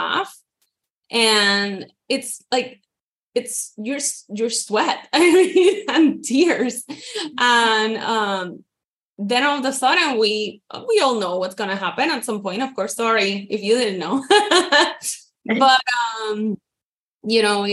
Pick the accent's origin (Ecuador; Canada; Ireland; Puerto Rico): Puerto Rico; moved away as an adult; now in Florida, United States; I am from Puerto Rico, born and raised. And then I moved here to Florida in 2010